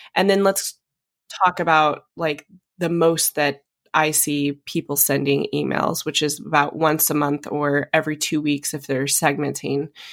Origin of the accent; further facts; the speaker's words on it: Coeur d'Alene, Idaho, United States; moved away; also born or lived in Napa, California; coming from Idaho and growing up in Coeur d'Alene on the lake